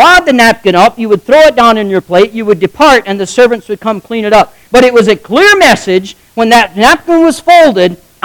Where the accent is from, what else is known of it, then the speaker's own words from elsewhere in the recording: United States; accent: Amish; first language Pennsylvania German (Amish); English is a second language; English is my second language. I spoke Amish until I spoke English